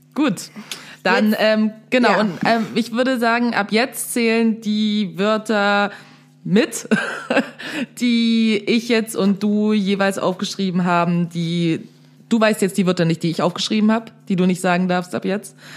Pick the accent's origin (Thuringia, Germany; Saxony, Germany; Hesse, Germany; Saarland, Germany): Saxony, Germany; Dresden; also born or lived in Berlin; da, wo ich herkomme, aka Dresden